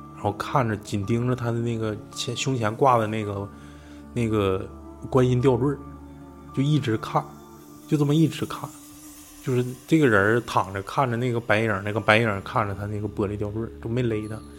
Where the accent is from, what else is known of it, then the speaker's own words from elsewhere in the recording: Mulan, Heilongjiang, China; 我老家那边儿，因为我老家不是木兰县嘛，也是松花江，江畔